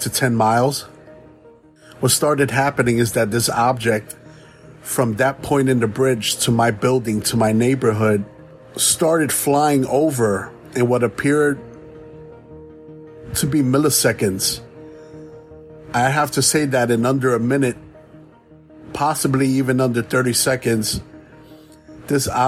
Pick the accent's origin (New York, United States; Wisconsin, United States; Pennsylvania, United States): New York, United States; New York City; born or raised there; moved away as an adult; now in South Florida, United States